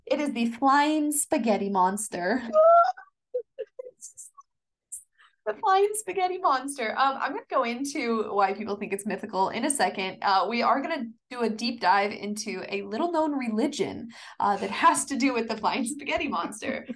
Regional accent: Kansas, United States; I'm from Kansas

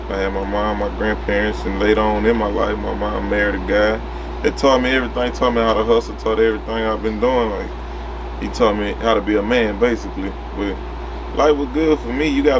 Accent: Baton Rouge, Louisiana, United States; I'm from Baton Rouge, Louisiana. Glen Oaks, North Baton Rouge, 70812.

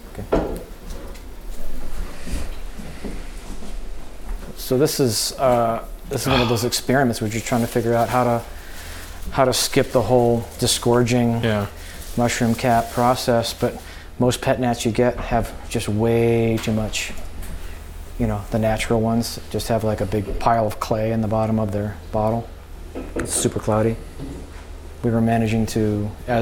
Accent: Michigan, United States; I'm from Michigan

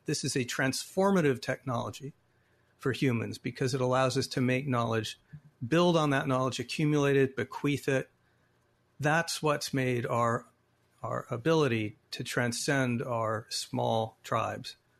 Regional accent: Phoenix, Arizona, United States; my hometown of Arizona, the Veterans Memorial Coliseum, where I sat and saw many Suns games as a kid

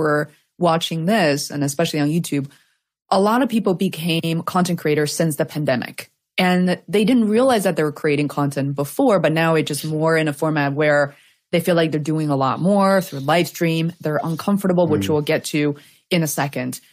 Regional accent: Beijing, China; English is a second language; moved away; I grew up in Beijing

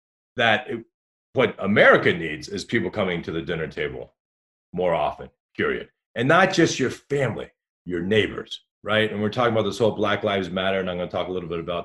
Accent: Dayton, Ohio, United States; also born or lived in Newport Beach, California; I grew up in Dayton, Ohio

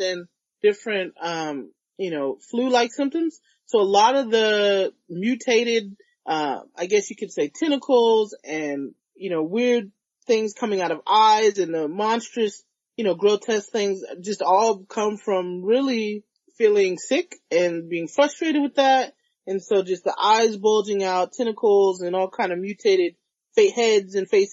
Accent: Richmond, California, United States; now in Oakland, United States; I grew up in Richmond.

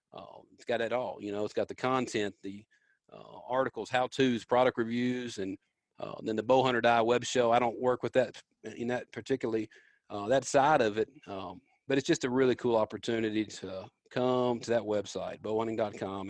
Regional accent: Memphis, Tennessee, United States; born or raised there

